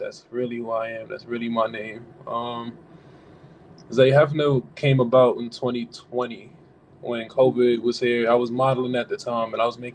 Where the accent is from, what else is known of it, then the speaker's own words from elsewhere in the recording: New York City, New York, United States; I'm from Flatbush. I wear that proudly. Flatbush, Brooklyn. I'm always rep that. That's where I've been since, you know, I was born